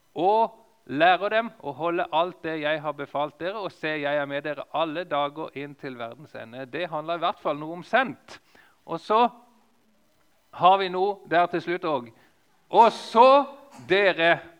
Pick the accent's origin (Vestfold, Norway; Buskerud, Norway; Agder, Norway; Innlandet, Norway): Agder, Norway; Lista; moved away; på lista nesten der som jeg kommer ifra